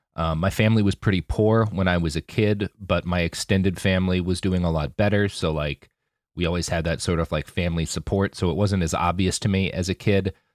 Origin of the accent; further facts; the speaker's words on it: United States; moved away; also born or lived in Oklahoma / Texas / Virginia; I grew up in Oklahoma and Texas